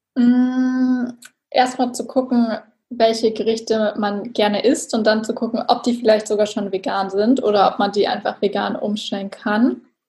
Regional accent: Germany; ich komme aus der Nähe von Hamburg

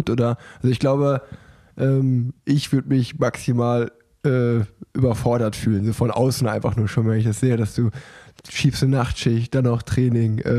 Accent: Hanover, Lower Saxony, Germany; Ich komme aus Hannover.

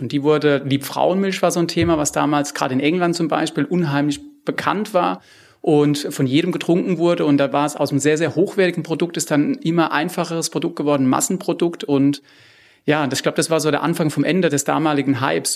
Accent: Rheinhessen, Rhineland-Palatinate, Germany; ich komme jetzt aus Rheinhessen

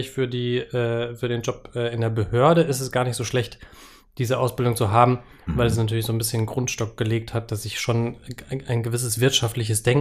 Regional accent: Freudenberg, North Rhine-Westphalia, Germany; Naja, das war die Stadtsparkasse Freudenberg bei Siegen, wo ich herkomme.

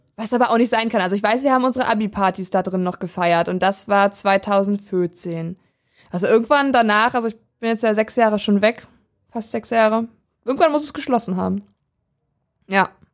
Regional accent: Weisen, Brandenburg, Germany; der Nachbarstadt von dem Dorf, wo ich aufgewachsen bin. Ich komme nämlich aus Weisen ursprünglich

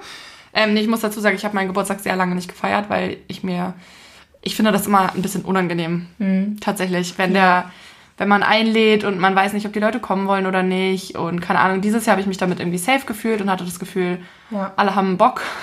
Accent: Hamburg, Germany; ich bin ja mitten in der Stadt groß geworden

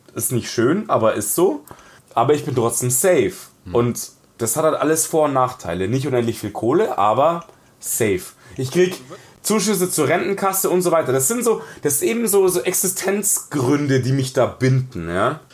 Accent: Munich, Bavaria, Germany; ich bin im Ghetto aufgewachsen, in einem, in einem von zwei ausgewiesenen Münchner Ghettos

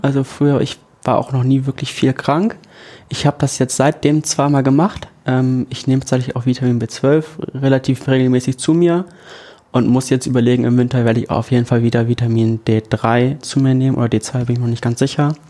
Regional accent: Ganderkesee, Lower Saxony, Germany; moved away as an adult; also born or lived in Hannover; now in Oldenburg, Germany; Ich komme aus Ganakesee

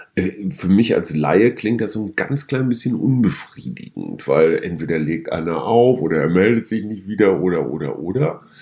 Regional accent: Münster, North Rhine-Westphalia, Germany; now in Berlin, Germany; ich komme aus Westfalen, schon mehrfach erwähnt. Und ähm, nicht weit weg von meiner Heimat, Heimatstadt Münster

